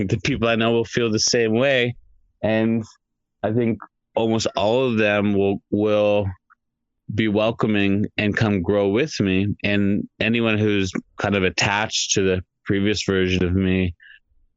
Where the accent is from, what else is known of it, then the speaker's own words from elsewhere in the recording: Canada; my parents, ancestors went from India to Tanzania to Canada. So for me, it's, I'm Canadian